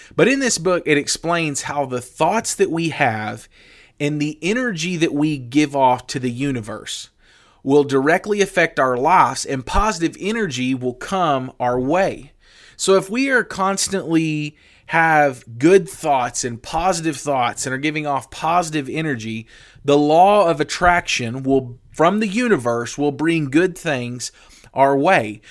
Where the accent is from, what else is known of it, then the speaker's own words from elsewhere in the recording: the Bible Belt, United States; I grew up in the Bible Belt.